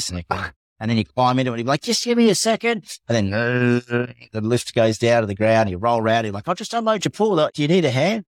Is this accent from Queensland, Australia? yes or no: no; Tasmania, Australia; moved away as an adult; also born or lived in Melbourne / Switzerland; now in Adelaide, Australia; I'm from Tassie